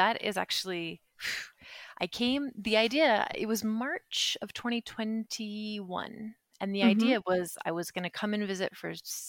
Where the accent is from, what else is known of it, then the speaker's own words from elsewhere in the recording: Utah, United States; now in Madrid, Spain; I'm from the Western United States. I'm from Southern Utah.